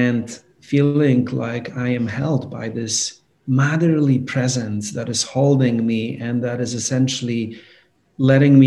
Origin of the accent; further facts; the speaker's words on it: Poland; now in New York, United States; I grew up in Poland.